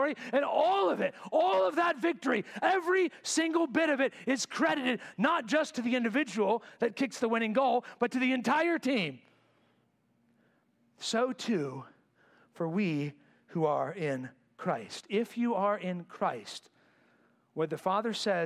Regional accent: United States; I'm an American.

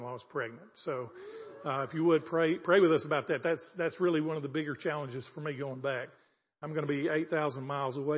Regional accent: the South, United States; moved away as an adult; now in Zambia; I'm from the South

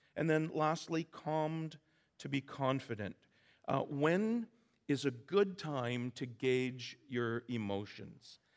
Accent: Vancouver Island, British Columbia, Canada; I'm from the island. I'm from Vancouver Island.

